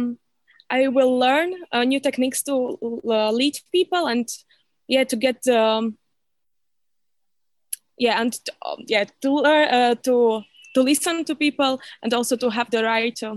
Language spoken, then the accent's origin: English; Slovakia; also born or lived in Copenhagen, Denmark; I'm from Slovakia